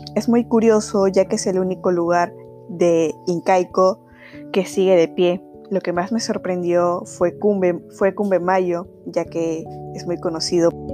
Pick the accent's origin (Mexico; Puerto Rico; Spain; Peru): Peru; Como ciudadanos peruanos